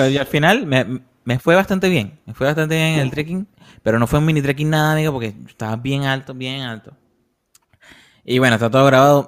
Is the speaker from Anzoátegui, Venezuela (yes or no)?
yes; Puerto La Cruz, Anzoátegui, Venezuela; nosotros todos somos de Barcelona, de Puerto La Cruz